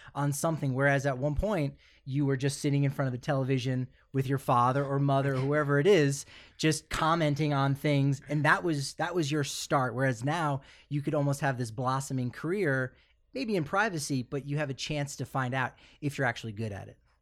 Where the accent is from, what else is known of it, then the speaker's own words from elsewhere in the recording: East Coast, United States; being a kid also from the East Coast